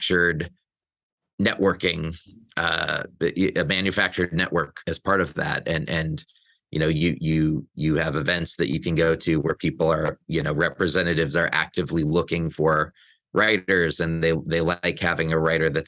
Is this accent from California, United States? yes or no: no; Olympia, Washington, United States; moved away as an adult; also born or lived in New York; now in Los Angeles, United States; I hail from Olympia, Washington. I grew up there. My spent my whole childhood there